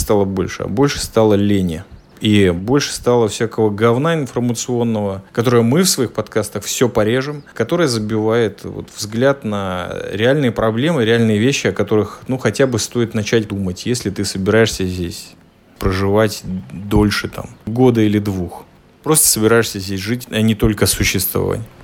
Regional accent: Latvia; я родом из Латвии. Когда я, родившийся и выживший там 16-17 лет

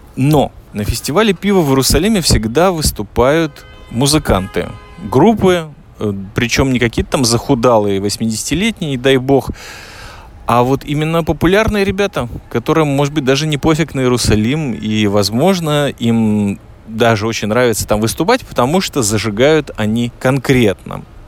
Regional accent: Riga, Latvia; also born or lived in Minsk, Belarus; now in Israel; я из Риги

